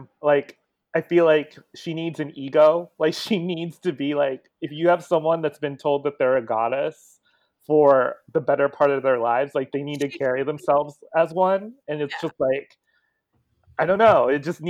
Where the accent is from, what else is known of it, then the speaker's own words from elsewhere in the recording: Philippines; as a Filipino who likes to see more Filipinos in Hollywood.